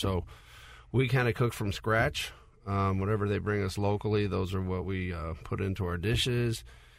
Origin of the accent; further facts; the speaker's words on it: Calabria, Italy; Yeah, so we're from Calabria, which is the southernmost tip of Italy. It's the poorest region in Italy.